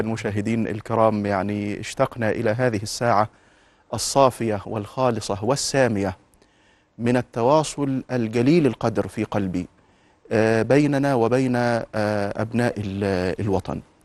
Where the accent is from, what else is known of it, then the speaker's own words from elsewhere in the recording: Egypt; إحنا كمصريين